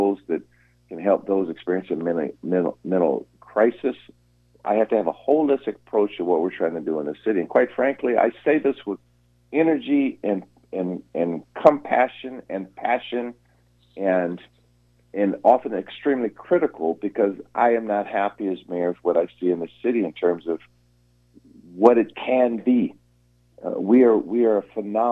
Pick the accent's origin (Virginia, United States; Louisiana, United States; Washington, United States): Washington, United States; Seattle; I was born here in Seattle. I've been here my entire life